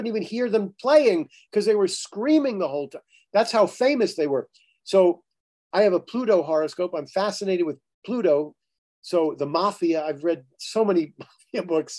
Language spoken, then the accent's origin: English; Florida, United States; I had two brothers. We grew up in Florida